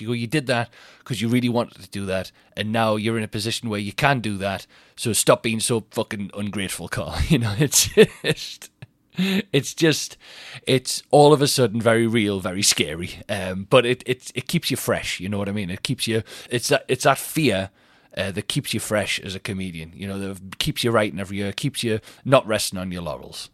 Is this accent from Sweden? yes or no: no; Newcastle upon Tyne, North East England, United Kingdom; Newcastle Tyne Theatre, that's my hometown